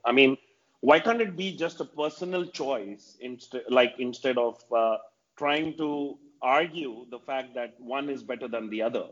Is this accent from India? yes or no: yes; India; as an Indian